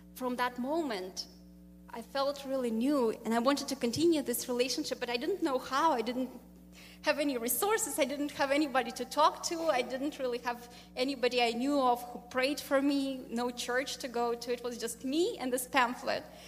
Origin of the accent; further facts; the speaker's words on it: Russia; moved away as an adult; I'm from Russia, and uh, interestingly, I grew up in a country, I was born in a country that doesn't exist anymore, Soviet Union.